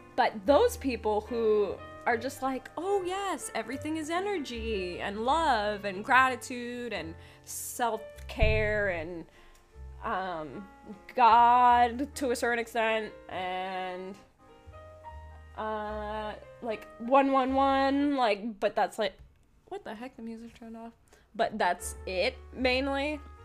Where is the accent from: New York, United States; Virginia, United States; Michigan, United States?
New York, United States; moved away; also born or lived in Pennsylvania; I'm originally from New York. I've lived in Pennsylvania